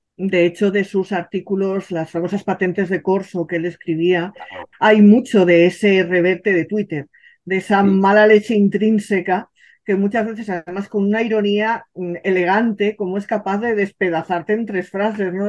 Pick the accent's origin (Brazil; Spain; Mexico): Spain; Madrid, Community of Madrid; yo soy madrileña madrileña de ancestros madrileños, gata hasta las trancas